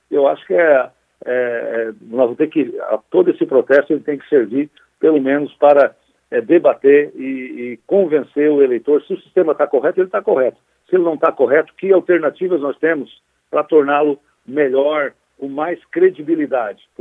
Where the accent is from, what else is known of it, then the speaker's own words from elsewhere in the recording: Sombrio, Santa Catarina, Brazil; eu sou lá da Guarita, do Sombrio